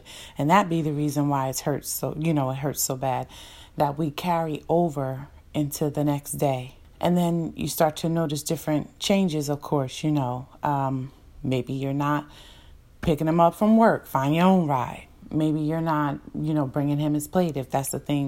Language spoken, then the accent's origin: English; New Jersey, United States; we're from New Jersey